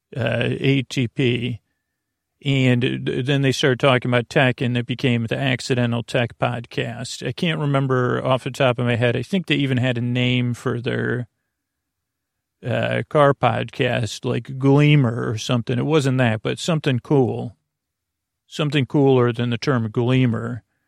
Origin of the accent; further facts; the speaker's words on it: Syracuse, New York, United States; I grew up in Syracuse